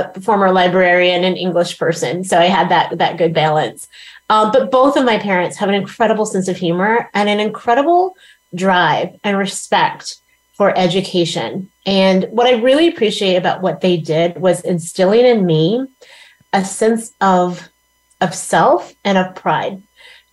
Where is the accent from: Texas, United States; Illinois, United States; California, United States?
Texas, United States; Plano; I grew up in Plano, Texas